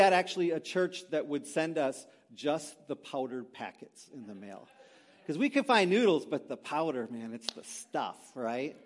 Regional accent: Green Bay, Wisconsin, United States; moved away as an adult; also born or lived in Milwaukee; Christine and I grew up in Green Bay, so we're not too far away from our homeland

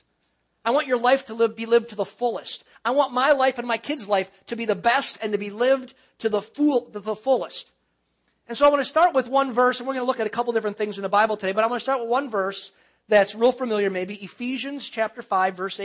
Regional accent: Cedarburg, Wisconsin, United States; moved away as an adult; also born or lived in West Bend, Wisconsin; I was born and raised in Wisconsin. I was born and raised in Cedarburg

